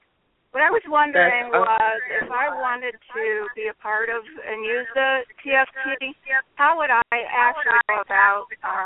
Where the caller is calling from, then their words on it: Cleveland, Ohio, United States; I'm calling from Cleveland, Ohio.